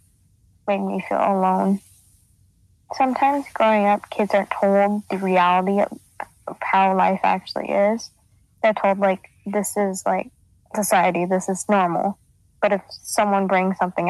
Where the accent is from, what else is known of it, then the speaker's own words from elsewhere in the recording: Aliso Viejo, California, United States; I'm from Aliso Viejo, California